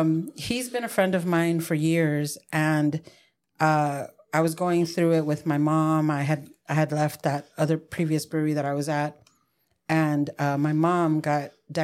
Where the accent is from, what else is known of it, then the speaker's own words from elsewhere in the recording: San Diego, California, United States; I was raised in Barrio Logan. Mm. Very rough neighborhood.